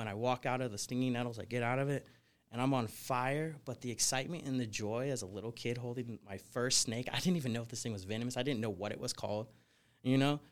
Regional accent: Portland, Oregon, United States; moved away as an adult; also born or lived in California / Florida; now in Las Vegas, United States; I grew up in Portland, Oregon

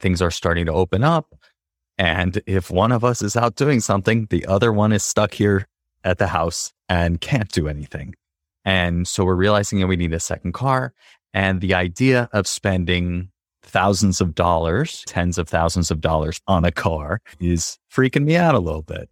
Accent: United States; I grew up in the United States

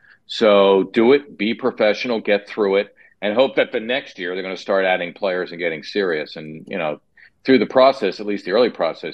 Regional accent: Philadelphia, Pennsylvania, United States; whether or not it's my hometown team, it turns out that it was

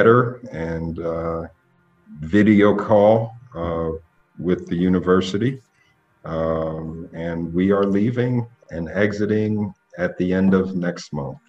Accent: Philadelphia, Pennsylvania, United States; I'm born and raised in Philadelphia.

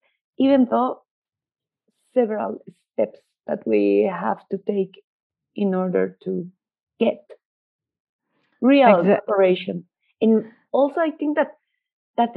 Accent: Mexico; I'm seeing everything from the Mexican perspective

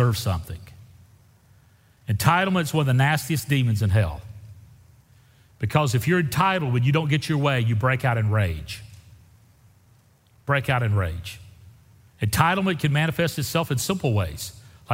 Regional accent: Deep South, United States; I grew up in the Deep South, and I remember my home church voting on whether or not to accept black people into the congregation

